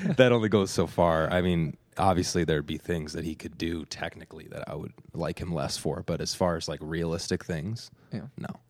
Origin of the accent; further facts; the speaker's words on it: Evanston, Illinois, United States; I grew up in Evanston, about a half mile to a mile away from the stadium